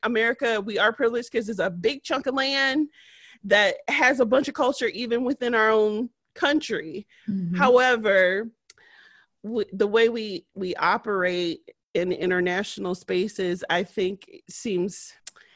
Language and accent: English; United States; I am an American. My ancestors are from here.